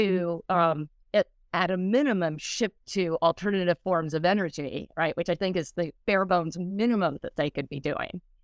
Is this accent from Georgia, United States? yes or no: no; Colorado, United States; I grew up in Colorado